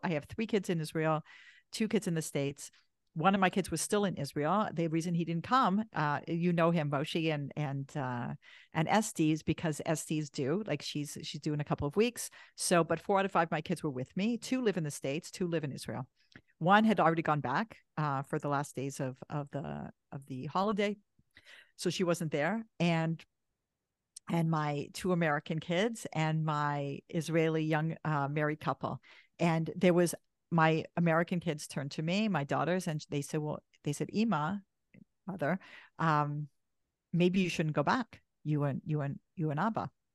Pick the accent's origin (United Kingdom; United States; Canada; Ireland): Canada; I'm Canadian.